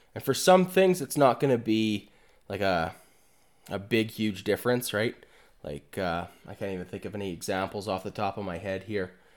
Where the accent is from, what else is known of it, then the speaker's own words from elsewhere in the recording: Alberta, Canada; I'm from Alberta